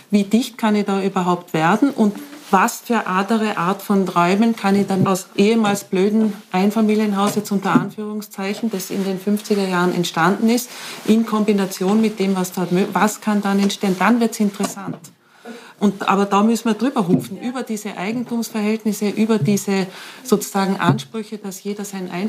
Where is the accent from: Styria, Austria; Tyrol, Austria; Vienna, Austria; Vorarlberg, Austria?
Vorarlberg, Austria; Bludenz; Nütziders ist ein, also ist ein kleiner, kleines Dorf, neben ehemaliges Dorf, neben Bludens, wo ich aufgewachsen bin.